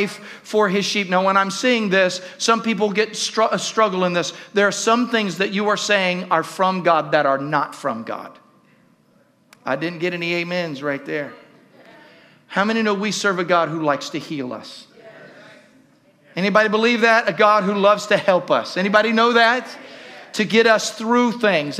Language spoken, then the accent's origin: English; Southern Ohio, United States; I grew up in Southern Ohio